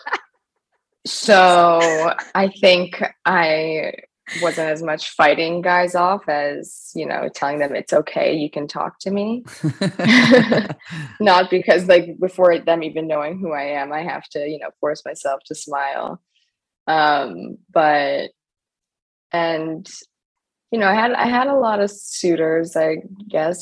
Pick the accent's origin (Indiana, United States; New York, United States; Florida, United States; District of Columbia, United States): New York, United States; New York City; I grew up in New York City and I went to private school